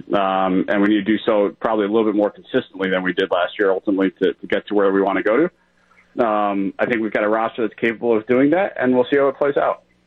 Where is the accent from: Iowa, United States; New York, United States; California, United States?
New York, United States; moved away; I grew up in New York